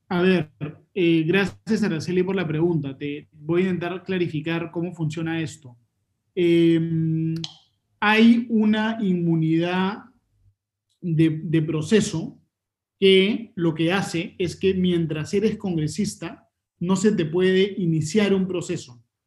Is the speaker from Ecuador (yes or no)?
no; Peru; como peruanos